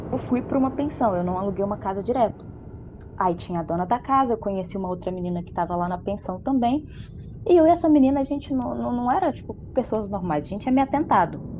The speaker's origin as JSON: {"language": "Portuguese", "region": "Minas Gerais", "country": "Brazil", "also_born_or_lived": "Florestal", "said": "eu sou de Minas e eu tava morando, né, em 2017, fui pra faculdade fui para essa cidade que é uns 45 quilômetros da onde eu tô atualmente, que é Florestal."}